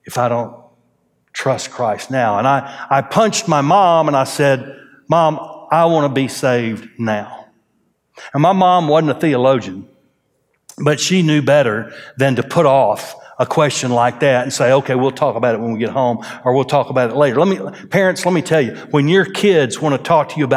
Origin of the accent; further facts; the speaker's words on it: Groves, Texas, United States; now in Conroe, United States; I was raised in Groves, Texas.